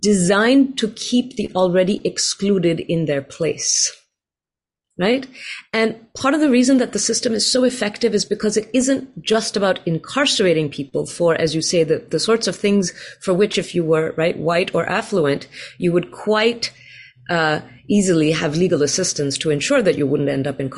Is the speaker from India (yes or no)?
yes; India; now in Riverside, United States; I grew up in India